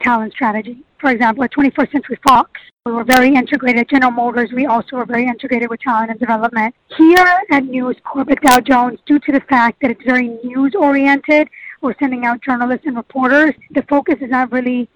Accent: Germany; moved away as an adult; now in New York, United States; I was raised in Germany. I was there for over 25 years

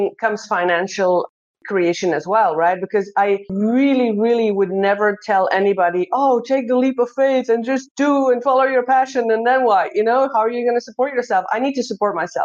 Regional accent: Belgium; moved away as an adult; also born or lived in Netherlands; now in Brisbane, Australia; I'm originally born and raised in Belgium

